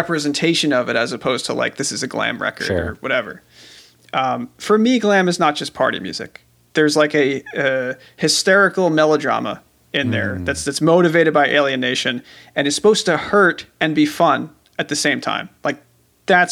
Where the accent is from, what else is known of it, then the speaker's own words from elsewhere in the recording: Long Island, New York, United States; I'm from Long Island